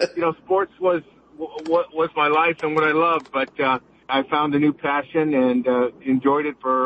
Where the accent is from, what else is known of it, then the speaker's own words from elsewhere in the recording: Los Angeles, California, United States; in the Los Angeles area.